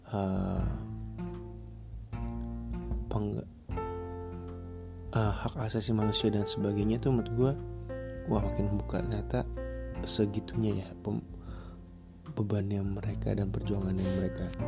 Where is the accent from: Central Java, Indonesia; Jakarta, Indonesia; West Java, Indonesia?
West Java, Indonesia; meskipun ya udah gue bukan orang sana gue orang Jawa Barat